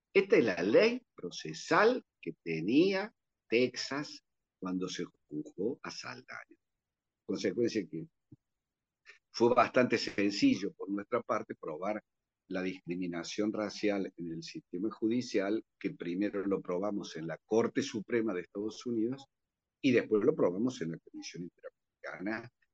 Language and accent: Spanish; Argentina